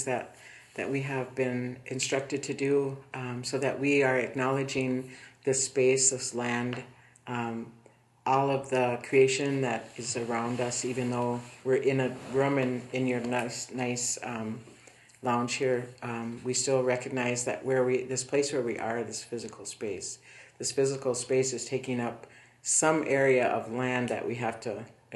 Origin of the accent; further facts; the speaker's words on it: Nett Lake, Minnesota, United States; I was from Boyce Fort, or Net Lake, which is where my reservation is in northern Minnesota, near the Canadian border